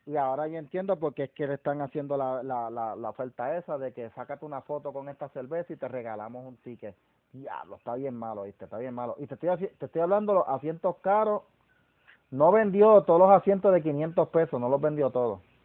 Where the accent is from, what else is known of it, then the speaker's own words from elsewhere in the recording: Puerto Rico; nosotros mismos puertorriqueños